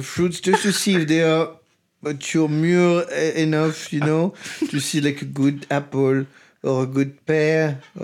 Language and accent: English; Lille, Hauts-de-France, France; I am from Lille.